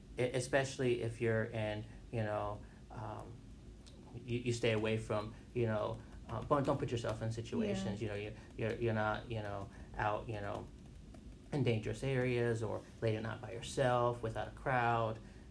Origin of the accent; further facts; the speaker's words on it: Wauchula, Florida, United States; now in Greensboro, United States; So it's a little city, right, probably an hour away from like Orlando. It's called Wachula. Oh, okay. Cool. Yeah. So that's where I was born.